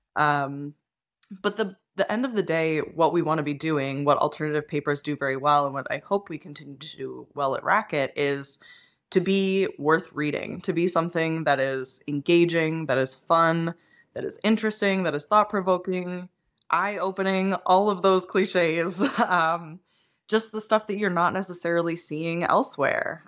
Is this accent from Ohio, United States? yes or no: no; Pennsylvania, United States; moved away; I grew up in Pennsylvania, which means that we ate like pork roll